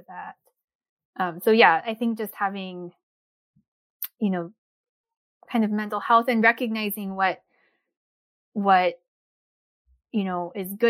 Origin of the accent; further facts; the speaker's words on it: East Coast, United States; also born or lived in Korea; now in upper Midwest, United States; I grew up in the East Coast